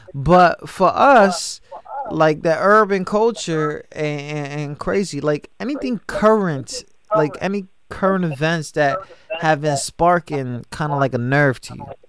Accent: New York, United States; I grew up in New York and I grew up around like I grew up around black people

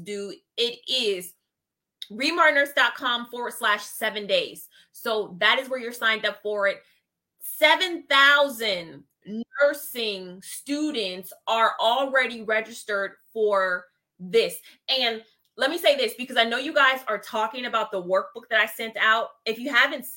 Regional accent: Ohio, United States; Representing my home state. Ohio.

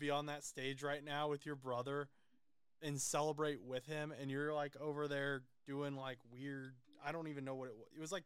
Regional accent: Indiana, United States; I don't really think I sound Southern either, but I'm from Indiana

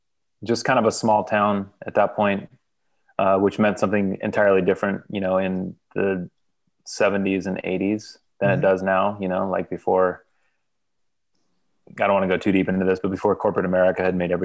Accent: Modesto, California, United States; also born or lived in Fresno, California; I was born in a town called Fresno, California, raised in Modesto, which is a little bit north of Fresno. In the Central Valley of California, farmland.

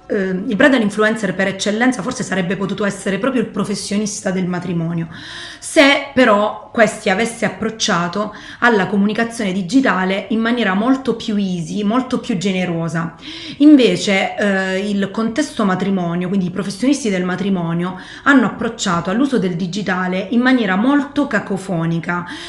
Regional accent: Foggia, Apulia, Italy; also born or lived in London / Rome; io sono originaria di Foggia

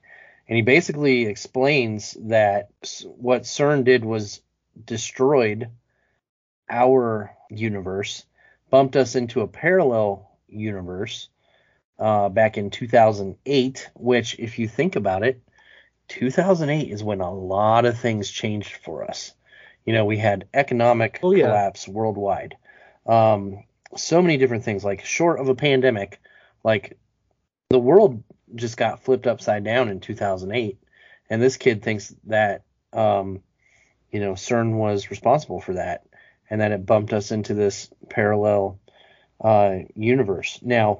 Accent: Ohio, United States; I'm from Ohio

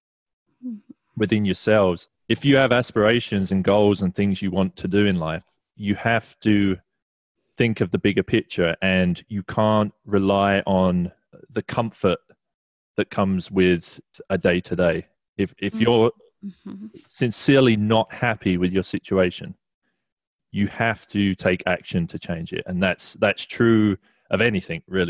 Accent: England, United Kingdom; There's a little bit of culture in that too, being English.

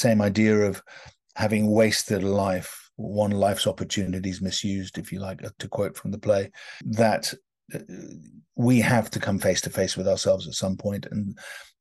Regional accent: London, United Kingdom; accent: British; being British and having grown up in London

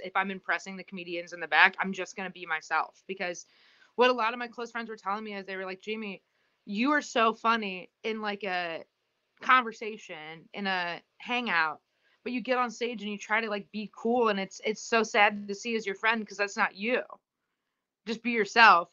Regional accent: Indiana, United States; I grew up in Indiana

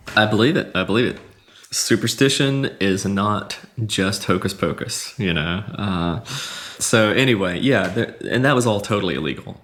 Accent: Hattiesburg, Mississippi, United States; the city of Hattiesburg, which is my hometown

